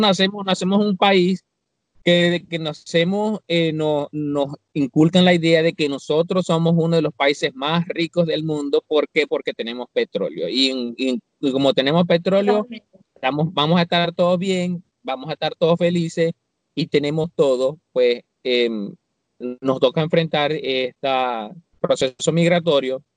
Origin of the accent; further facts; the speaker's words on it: Venezuela; moved away; a nosotros como venezolanos